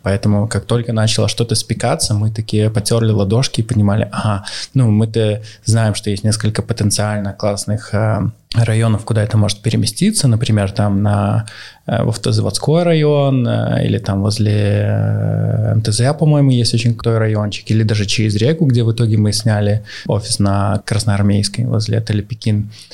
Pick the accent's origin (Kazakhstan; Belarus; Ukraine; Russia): Belarus; also born or lived in Minsk; я как белорус, живущий, э, в Минске и собираюсь жить в Минске